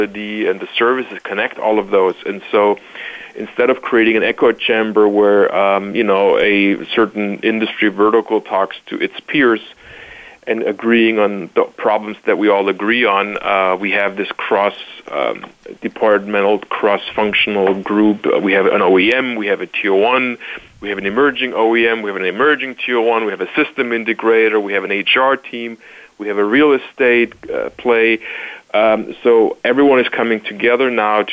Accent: Stuttgart, Baden-Württemberg, Germany; now in Chicago, United States; I was originally born and raised in Stuttgart, Germany, but have now made Chicago my home

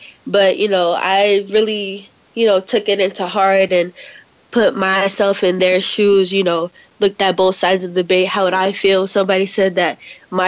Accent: United States; I am American, I'm from America.

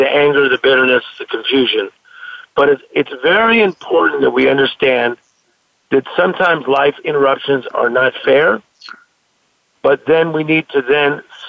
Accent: Compton, California, United States; I grew up in Compton, California

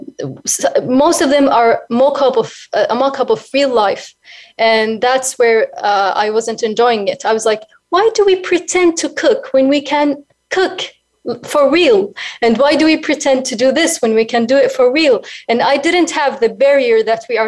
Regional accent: Sarat Abidah, Asir, Saudi Arabia; now in Riyadh, Saudi Arabia; I currently live in Riyadh, but I'm originally from Sarat Abida, which is near to the south.

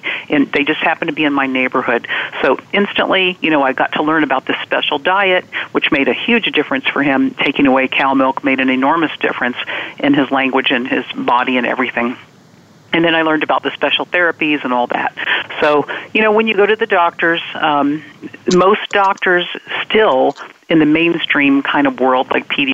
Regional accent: Virginia, United States; I'm from Virginia

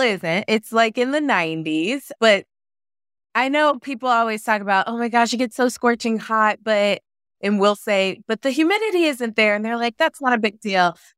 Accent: Kansas City, United States; moved away as an adult; also born or lived in Missouri; now in Phoenix, United States; I grew up in Kansas City on the Missouri and the Kansas side, so I lived in both states

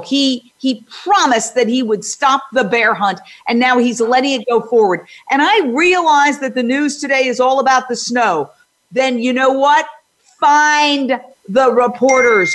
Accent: New York City, New York, United States; also born or lived in New Jersey; I grew up in Midtown Manhattan

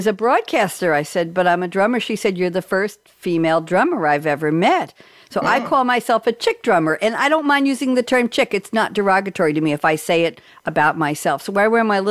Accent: Long Island, New York, United States; I grew up near the Long Island Expressway

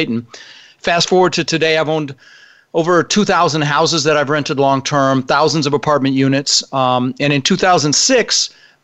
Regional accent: Denver, Colorado, United States; English is a second language; also born or lived in Netherlands; When I was 6 years old, my brother Albert, my mother's Vancha, we ended up in Denver, Colorado

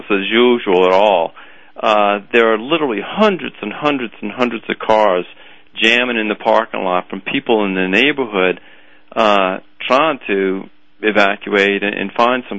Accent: New Orleans, Louisiana, United States; also born or lived in Chapel Hill, North Carolina; I was born in New Orleans, actually, and did my undergraduate training at Tulane and went to medical school at Tulane

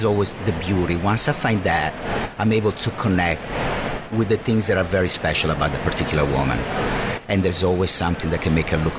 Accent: Italy; moved away; I grew up with three sisters. I grew up in Italy

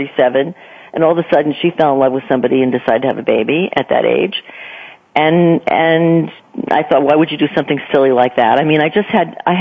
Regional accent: near New Haven, Connecticut, United States; moved away as an adult; also born or lived in New York / Boston; I grew up in New England. I grew up in Connecticut near New Haven

